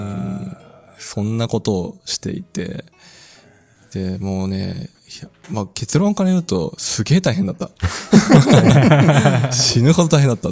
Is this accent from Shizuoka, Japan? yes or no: yes; Kakegawa, Shizuoka, Japan; moved away as an adult; also born or lived in Numazu / Kochi Prefecture; 僕は静岡県掛川市でこう生まれ育って